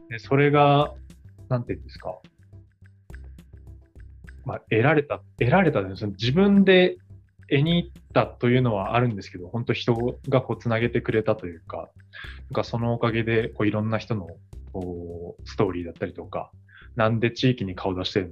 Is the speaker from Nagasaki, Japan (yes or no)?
yes; Kawatana, Nagasaki, Japan; 長崎の川棚町という。